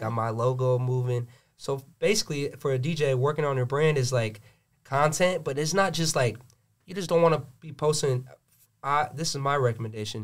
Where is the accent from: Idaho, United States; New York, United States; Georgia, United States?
Georgia, United States; Gwinnett County; I'm born and raised in Gwinnett